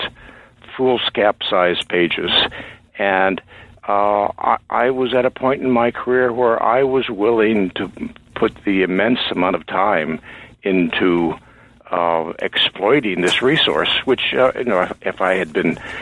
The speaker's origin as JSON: {"language": "English", "region": "Indiana", "country": "United States", "tie": "born or raised there", "also_born_or_lived": "New England / Chicago", "moved": "as an adult", "lives_now": "Maine, United States", "said": "I grew up in Indiana."}